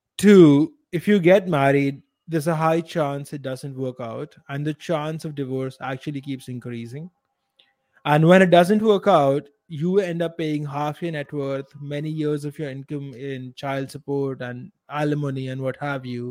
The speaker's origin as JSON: {"language": "English", "country": "India", "said": "I'm also an Indian"}